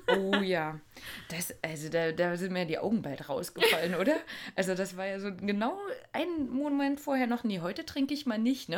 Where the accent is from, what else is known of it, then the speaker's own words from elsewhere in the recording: Germany; bei uns in Deutschland